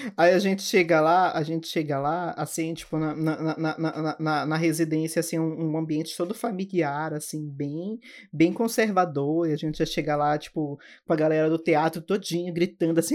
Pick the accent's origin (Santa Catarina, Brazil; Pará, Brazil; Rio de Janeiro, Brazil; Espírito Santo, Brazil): Pará, Brazil; Belém; eu sou de Belém do Pará